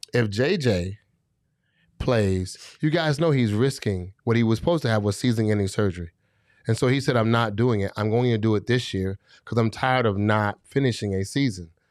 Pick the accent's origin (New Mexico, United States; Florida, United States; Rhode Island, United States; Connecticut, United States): Florida, United States; I'm from Florida.